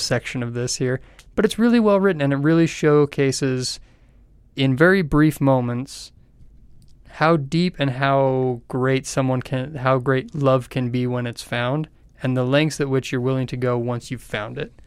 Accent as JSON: {"language": "English", "country": "United States", "said": "as an American"}